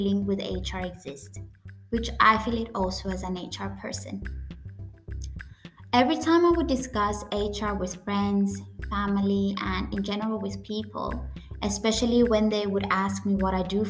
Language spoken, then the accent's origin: English; Cyprus; first language Greek; English is a second language; I come from Cyprus, which is a Mediterranean island, our native language is Greek, but we also have our own dialect called the Cypriot dialect